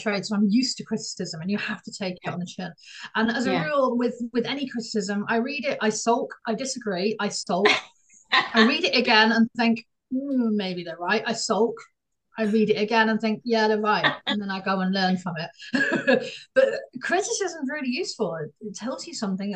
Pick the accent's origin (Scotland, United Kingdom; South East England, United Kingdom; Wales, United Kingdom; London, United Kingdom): South East England, United Kingdom; Oxford; moved away as an adult; now in Stuttgart area, Germany; I live in South Germany, but I'm originally from Oxford